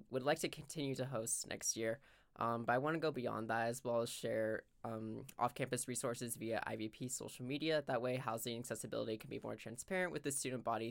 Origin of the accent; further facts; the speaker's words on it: Sacramento, California, United States; I'm from Sacramento